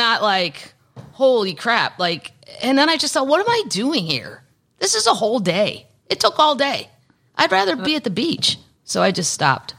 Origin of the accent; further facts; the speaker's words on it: Missouri, United States; also born or lived in Los Angeles; now in Nashville, United States; I'm from Missouri